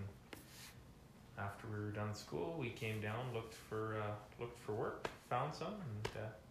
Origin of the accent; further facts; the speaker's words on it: Alberta, Canada; When I was growing up on the farm, we'd get up in the morning.